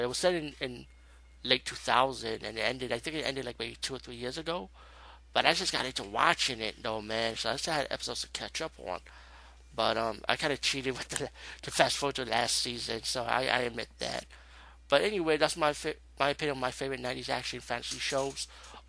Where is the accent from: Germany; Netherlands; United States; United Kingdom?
United States; New York; Where I'm from New York.